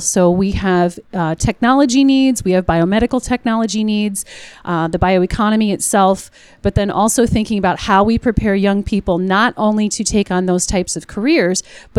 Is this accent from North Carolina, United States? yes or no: no; Iowa, United States; a farm kid growing up in Iowa